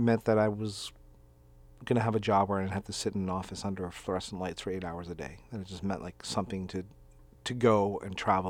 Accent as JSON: {"language": "English", "region": "New York", "country": "United States", "said": "I'm from New York. American from New York."}